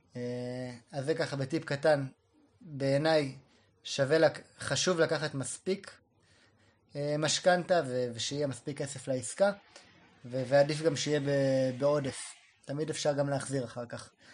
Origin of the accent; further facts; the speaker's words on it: a kibbutz very close to Sderot, Southern District, Israel; אני גדלתי בקיבוץ, אה, מאוד קרוב לשדרות